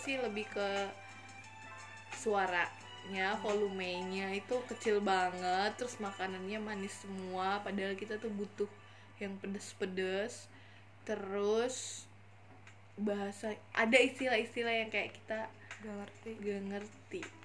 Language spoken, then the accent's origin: Indonesian; Pandan, North Sumatra, Indonesia; moved away as an adult; now in Semarang, Indonesia; aku kan dari daerah Sumatera Utara, tepatnya oh. di Kabupaten Tapanuli Tengah